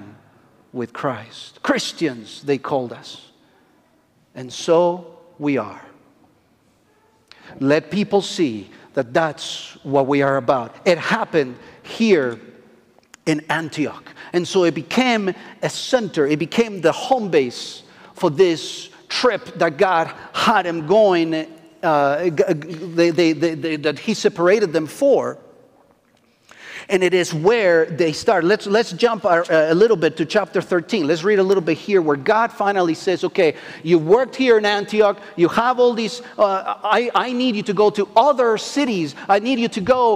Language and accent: English; Argentina; English is a second language; moved away; I am from Argentina